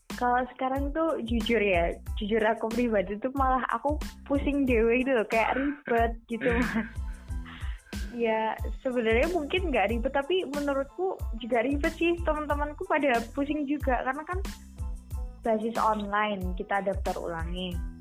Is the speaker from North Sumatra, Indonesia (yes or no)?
no; Sukoharjo, Central Java, Indonesia; aku sih dari Sukoharjo